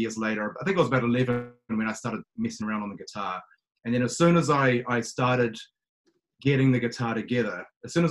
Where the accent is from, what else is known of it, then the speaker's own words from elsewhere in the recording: New Zealand; I'm born and raised in New Zealand. Always been here